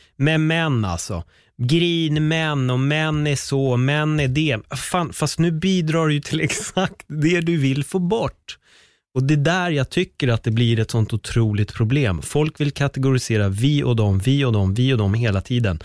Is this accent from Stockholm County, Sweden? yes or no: yes; Stockholm County, Sweden; där jag är uppväxt på Örnbacken